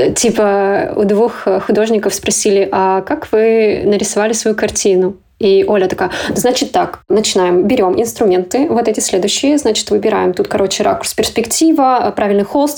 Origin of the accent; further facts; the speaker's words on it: Kazakhstan; moved away; я как бы из Казахстана.